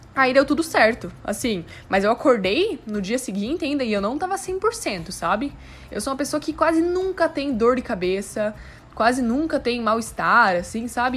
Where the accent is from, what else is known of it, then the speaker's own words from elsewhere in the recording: South Region, Brazil; now in São Paulo, Brazil; eu volto para casa em dezembro, para casa, no caso, lá no sul